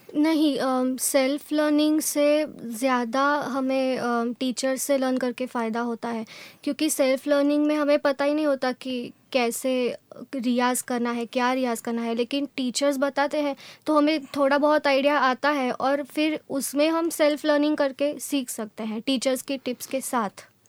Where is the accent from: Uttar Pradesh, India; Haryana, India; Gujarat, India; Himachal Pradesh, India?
Gujarat, India; Vadodara; also born or lived in Surat; born मैं सूरत में हुई थी और बड़ोड़ा में मैं बड़ी हुई